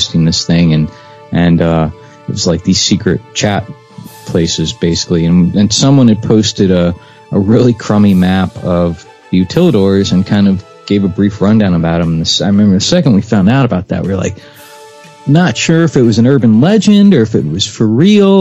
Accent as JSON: {"language": "English", "town": "Clearwater", "region": "Florida", "country": "United States", "tie": "born or raised there", "said": "I was born and raised in Florida"}